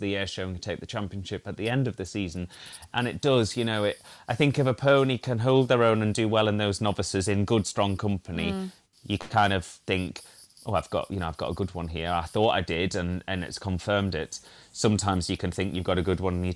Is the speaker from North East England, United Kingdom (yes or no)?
yes; Northumberland, North East England, United Kingdom; also born or lived in Yorkshire; now in Cheshire, United Kingdom; I grew up in Northumberland, so that is my old area, 1A